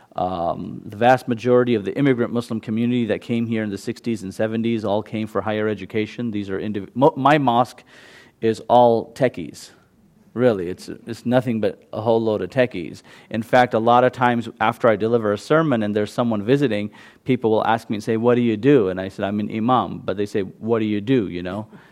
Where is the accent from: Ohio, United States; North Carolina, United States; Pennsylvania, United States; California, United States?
California, United States; San Jose; first language Gujarati; English is a second language; also born or lived in London, United Kingdom; I've lived in San Jose since I was five